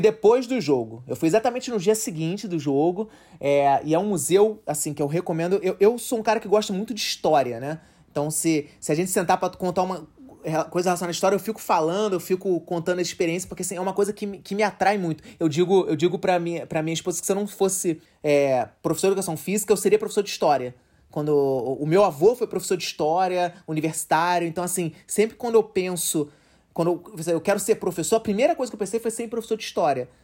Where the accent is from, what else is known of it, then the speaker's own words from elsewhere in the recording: Rio de Janeiro, Brazil; a gente é do Rio